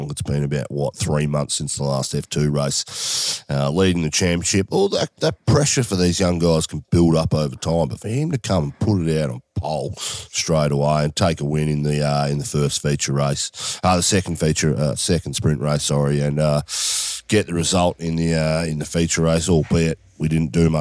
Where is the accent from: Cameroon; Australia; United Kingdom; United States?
Australia; as an Australian